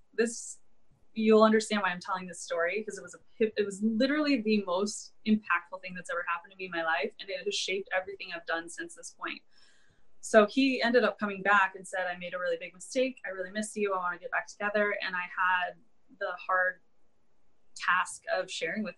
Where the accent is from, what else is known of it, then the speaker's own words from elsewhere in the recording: Ann Arbor, Michigan, United States; now in San Diego, United States; I was born and raised in Ann Arbor, Michigan